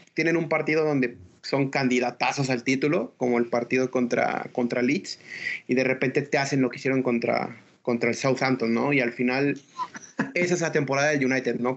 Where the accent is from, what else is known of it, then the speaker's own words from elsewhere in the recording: Mexico; a nosotros como mexicanos